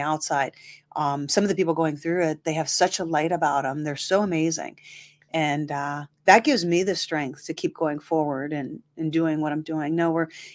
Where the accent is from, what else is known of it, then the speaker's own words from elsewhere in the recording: Massillon, Ohio, United States; now in Youngstown, United States; originally from there, moved here in 91